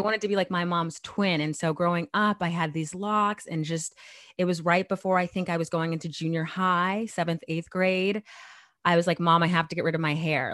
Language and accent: English; Chandler, Arizona, United States; moved away as an adult; now in New York, United States; I was born and raised in Arizona for twenty years